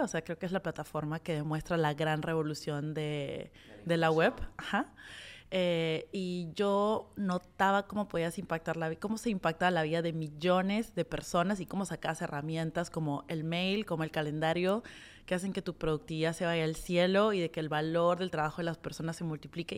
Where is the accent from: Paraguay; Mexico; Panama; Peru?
Peru